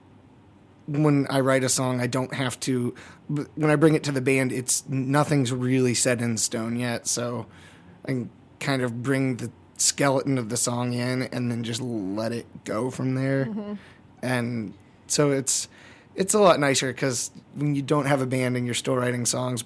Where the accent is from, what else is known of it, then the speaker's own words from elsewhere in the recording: West Virginia, United States; moved away as an adult; now in Chicago, United States; I grew up in West Virginia